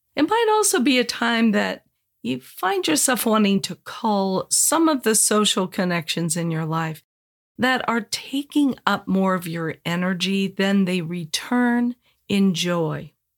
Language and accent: English; Los Angeles, California, United States; also born or lived in Indiana; now in San Diego, United States; I grew up in Los Angeles